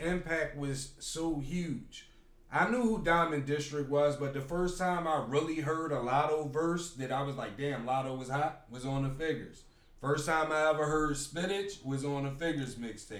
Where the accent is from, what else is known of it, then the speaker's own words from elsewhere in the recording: Philadelphia, Pennsylvania, United States; I'm from North Philly, but I went to school in South Philly my whole life.